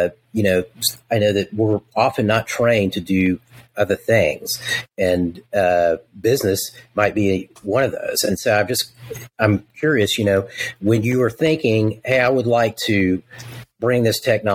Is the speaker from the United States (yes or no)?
yes; Texas, United States; I'm from Texas